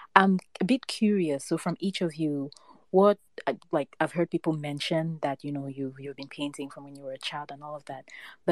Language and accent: English; Cameroon; I am Cameroonian